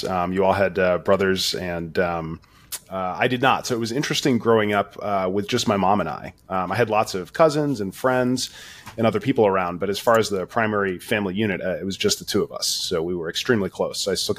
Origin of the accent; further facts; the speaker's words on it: Florida, United States; And so she took off, and I ended up growing up in Florida.